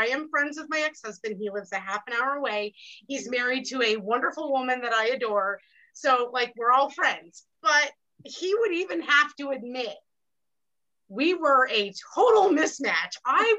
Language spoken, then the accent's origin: English; Vermont, United States; I grew up in Vermont.